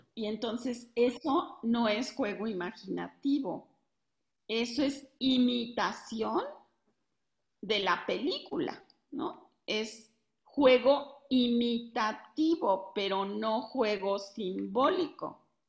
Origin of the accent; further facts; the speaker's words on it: Mexico; de México